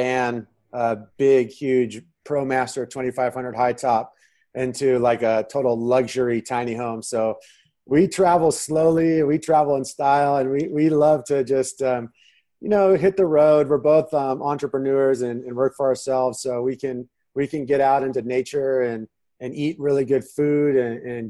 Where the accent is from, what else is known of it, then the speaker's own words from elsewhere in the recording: San Diego, California, United States; moved away as an adult; also born or lived in Manhattan, New York City / Nebraska; now in Phoenix, United States; I'm originally from San Diego. I spent 35 years living there